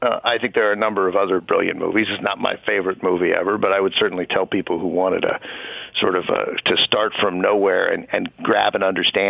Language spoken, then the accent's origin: English; Washington, District of Columbia, United States; But first, I grew up in Washington, D.C.